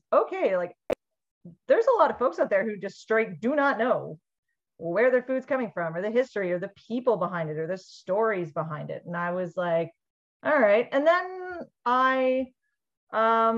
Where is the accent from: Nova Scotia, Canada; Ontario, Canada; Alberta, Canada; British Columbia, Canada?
British Columbia, Canada; Vancouver; I grew up in Vancouver and spent a lot of my childhood in the Vancouver Granville Island public market.